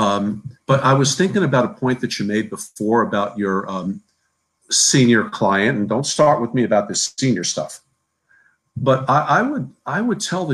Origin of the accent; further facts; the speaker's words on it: New Jersey, United States; I'm from New Jersey